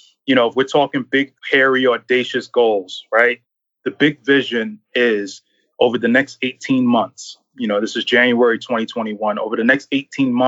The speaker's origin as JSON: {"language": "English", "town": "New York City", "region": "New York", "country": "United States", "tie": "born or raised there", "also_born_or_lived": "Connecticut", "moved": "yes", "lives_now": "Philadelphia, United States", "said": "I grew up in Brooklyn"}